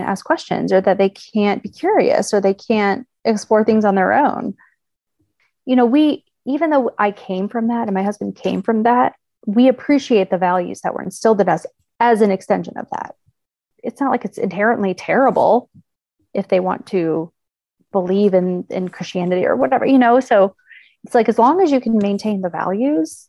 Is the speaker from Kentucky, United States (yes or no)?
yes; Kentucky, United States; moved away as an adult; also born or lived in Virginia; now in Indiana, United States; I was born in Virginia, grew up in Kentucky, moved to Indiana with my husband.